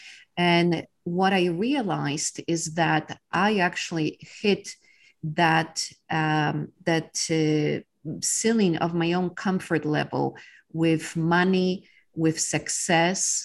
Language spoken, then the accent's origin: English; Poland; English is a second language; moved away as an adult; now in Texas, United States; I was born in Poland during the times of communism